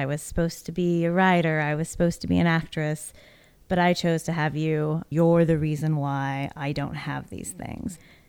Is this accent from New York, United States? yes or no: no; Houston, Texas, United States; born there; I've been in Texas since 2009, but actually I was born here in Houston in 1983.